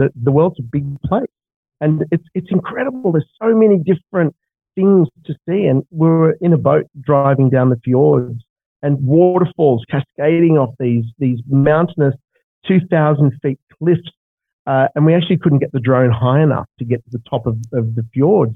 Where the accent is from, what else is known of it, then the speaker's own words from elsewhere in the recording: Australia; I come from Australia where we have deserts and we have ski fields